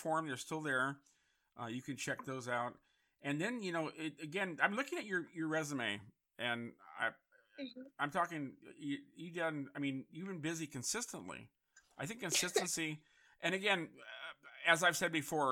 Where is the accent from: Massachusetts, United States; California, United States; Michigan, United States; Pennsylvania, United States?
California, United States; San Francisco; also born or lived in Connecticut; I grew up in San Francisco